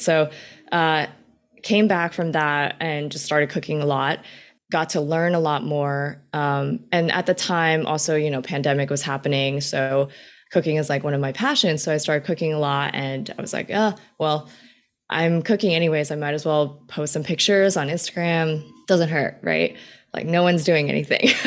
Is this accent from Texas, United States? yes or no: no; New York City, New York, United States; I was born in New York City. My parents worked in New York City for their entire lives. And so I've really just kind of grown up in the Queens area when I was really young and pretty much kind of stayed within the tri-state area for most of my life